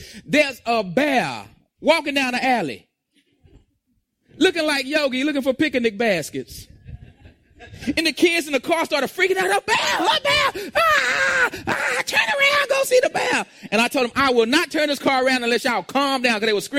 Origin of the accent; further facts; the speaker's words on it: Texas, United States; we're from Texas and we don't understand bears.